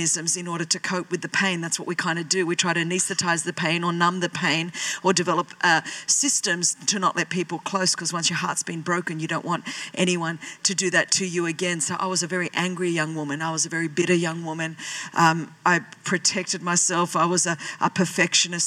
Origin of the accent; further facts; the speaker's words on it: Sydney, New South Wales, Australia; I was born in Sydney, Australia. My parents were Greek immigrants